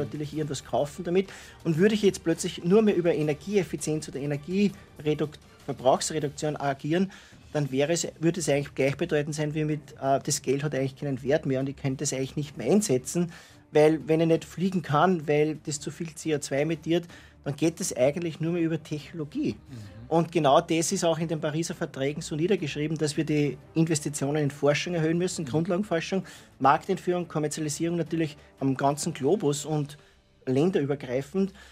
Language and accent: German; Yspertal, Lower Austria, Austria; moved away as an adult; also born or lived in California; ich bin in Ispertal geboren. Ja. Bin jetzt wohnhaft in Hof am Brill